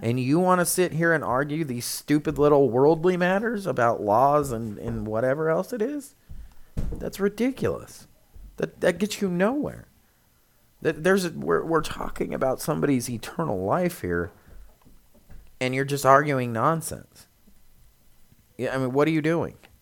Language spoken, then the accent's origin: English; United States; we as Americans, it's difficult because we are Americans, but we're Christians